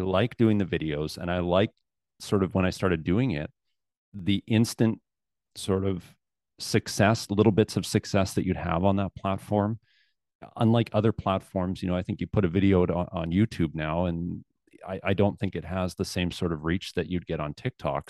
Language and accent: English; Southern Alberta, Canada; also born or lived in Calgary / Lethbridge; I was raised in Southern Alberta and, uh, spent most of my life there